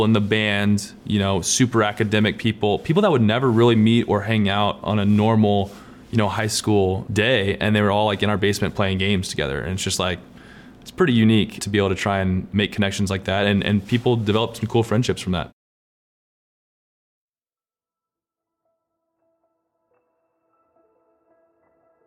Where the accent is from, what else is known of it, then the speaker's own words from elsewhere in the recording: Lawrenceville, Georgia, United States; now in Nashville, United States; I grew up in Lawrenceville, Georgia.